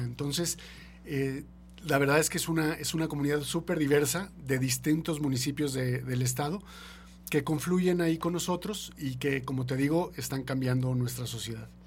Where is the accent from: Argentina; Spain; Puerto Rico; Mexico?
Mexico; como mexicanos